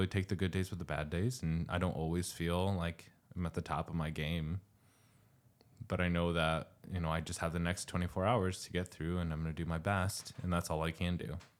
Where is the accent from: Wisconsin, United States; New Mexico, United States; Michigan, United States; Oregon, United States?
New Mexico, United States; moved away; I'm from New Mexico